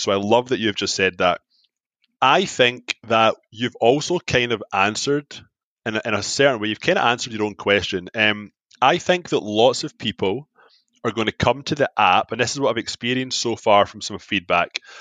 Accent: Glasgow, Scotland, United Kingdom; moved away as an adult; now in Toronto, Canada; I'm from Glasgow. Glasgow's the heart disease capital of Europe. I get brought up in fried foods

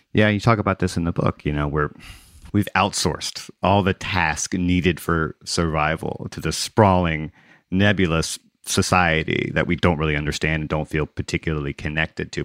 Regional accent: Gulf Coast, United States; also born or lived in Mississippi / Louisiana; I grew up on the Gulf Coast in Mississippi and Louisiana, and I was here when Katrina struck

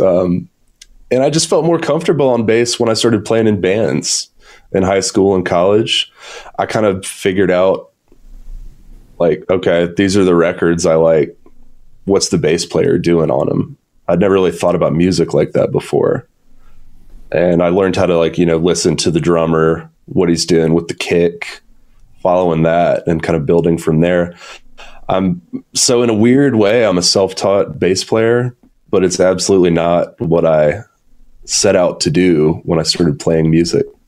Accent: Atlanta, Georgia, United States; also born or lived in Athens, Georgia; I'm born and raised in Atlanta, still here today

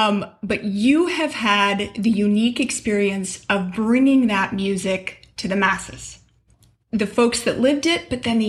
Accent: Los Angeles, California, United States; as someone that grew up in Southern California, just like you, LA specifically

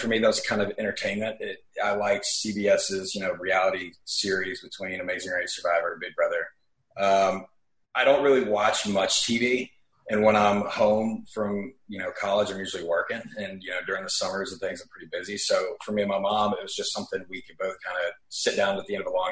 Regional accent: Nashville, Tennessee, United States; moved away as an adult; now in Los Angeles, United States; I was born and raised there and then moved here about a year and a half ago

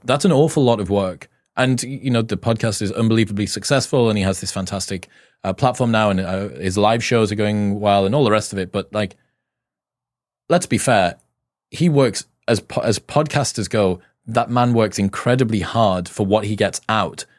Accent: United Kingdom; I'm British

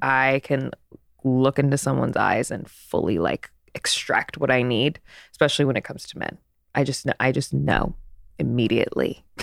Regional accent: East Coast, United States; now in Los Angeles, United States; I'm from the East Coast

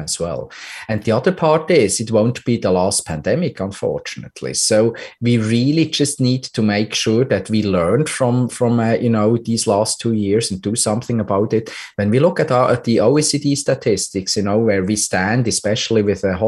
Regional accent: Switzerland; my home country, Switzerland

